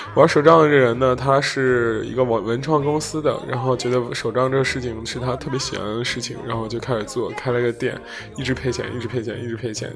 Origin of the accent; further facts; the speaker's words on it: Zhengzhou, Henan, China; moved away; 就是来自我家乡城市